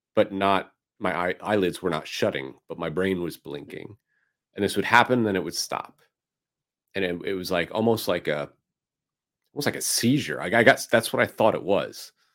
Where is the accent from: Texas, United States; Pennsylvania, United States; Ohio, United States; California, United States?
Pennsylvania, United States; Philadelphia; moved away; my hometown of Philadelphia